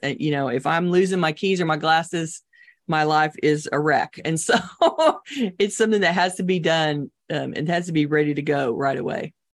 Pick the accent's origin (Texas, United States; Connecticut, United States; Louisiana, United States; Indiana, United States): Texas, United States; I'm Texan